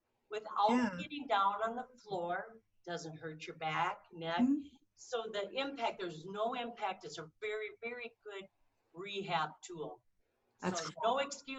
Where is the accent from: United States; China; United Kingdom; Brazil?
United States; Minnesota; I'm from Minnesota.